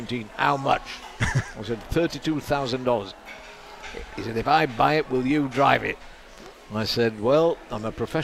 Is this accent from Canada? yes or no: no; Burnley, North West England, United Kingdom; now in Fort Pierce, United States; I was born in Burnley, Lancashire